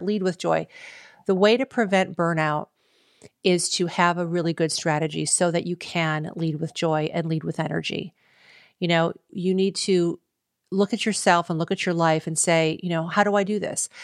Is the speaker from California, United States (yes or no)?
no; Cleveland, Ohio, United States; We got married in Cleveland, Ohio, my hometown